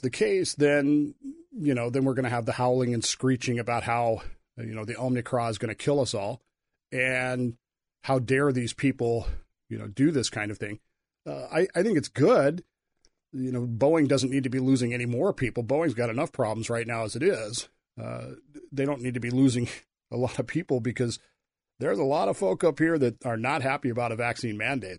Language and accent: English; Colorado, United States; also born or lived in Wyoming / Utah; I grew up in Colorado, Wyoming, Utah, so for me it's not that big of a deal.